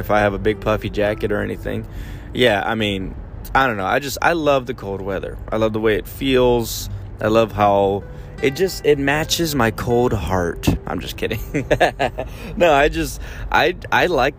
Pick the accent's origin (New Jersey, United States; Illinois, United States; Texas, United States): Texas, United States; San Antonio; I was born in San Antonio.